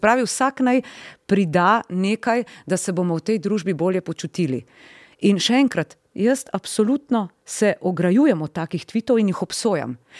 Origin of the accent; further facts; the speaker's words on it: Slovenia; smo Slovenci